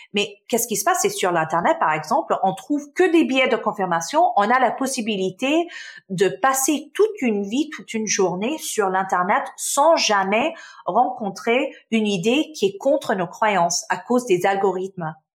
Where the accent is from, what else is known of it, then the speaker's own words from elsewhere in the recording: Canada; also born or lived in Damascus, Syria; Je suis euh, née en Syrie, en Damas, donc je suis syrienne. Ma famille, euh, on a déménagé au Canada euh, quand j'avais six ans, dans les années euh, quatre, dans les 1990. et oui, j'ai passé mon enfance donc au Canada